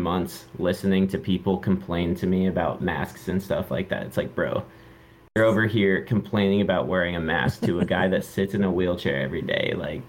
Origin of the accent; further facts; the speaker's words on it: Phoenix, Arizona, United States; I'm from Phoenix, born and raised